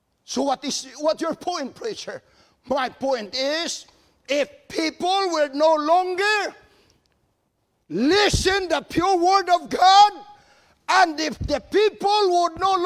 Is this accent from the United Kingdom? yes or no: no; Philippines; moved away as an adult; now in United States; I'm born and raised in the Philippines